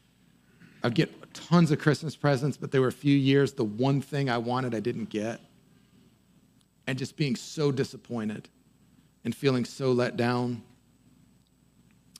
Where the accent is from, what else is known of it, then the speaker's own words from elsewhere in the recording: near Boston, Massachusetts, United States; I grew up near Boston